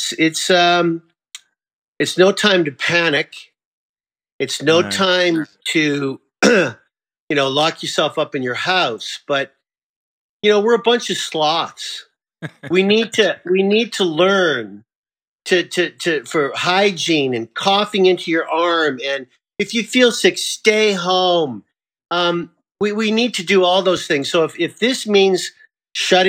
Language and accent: English; Canada; now in United States; I'm Canadian. I'm proud Canadian. I'm a proud American too.